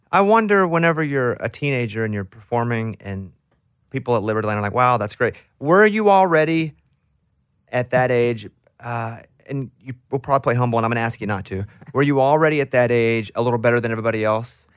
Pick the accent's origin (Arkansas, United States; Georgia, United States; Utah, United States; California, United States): Arkansas, United States; I'm from Arkansas. And where I grew up, there was a lot of country music.